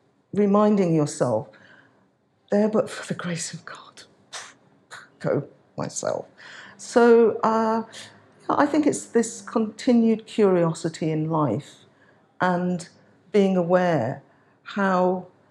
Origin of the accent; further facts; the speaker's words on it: Birmingham, West Midlands, United Kingdom; now in London, United Kingdom; as Irish Nigerian heritage, born in London, not born in London, born in Birmingham, but have made my life in London now